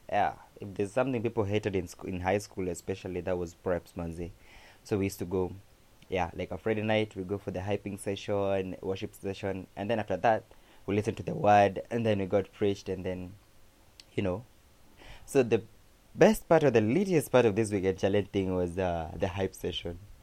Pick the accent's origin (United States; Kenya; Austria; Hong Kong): Kenya; Kamba, Ukambani; accent: Kamba; my Kamba accent